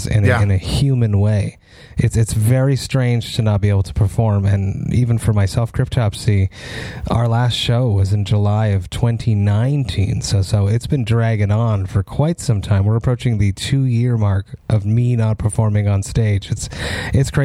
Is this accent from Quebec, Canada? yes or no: yes; Montreal, Quebec, Canada; we're both from Montreal